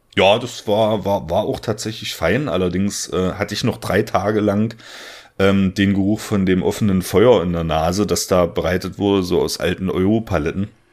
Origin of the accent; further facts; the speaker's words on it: southern Saxony-Anhalt, Germany; in der Gegend, wo ich herkomme. Ich komme aus der schönen Dübener Heide ähm, im südlichen Sachsen-Anhalt